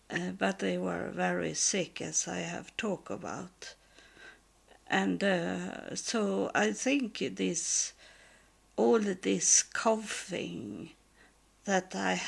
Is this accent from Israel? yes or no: yes; Israel; English is a second language; now in Sweden; But I think they didn't know what it was, because I come from Israel and had it with me.